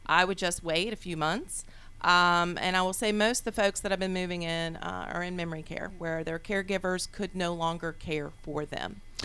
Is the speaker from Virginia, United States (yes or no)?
yes; Charlottesville, Virginia, United States; moved away as an adult; also born or lived in Richmond, Virginia; now in Atlanta, United States; I'm originally from Virginia. And uh, Richmond, Virginia was uh, where I moved from and grew up in Charlottesville, Virginia.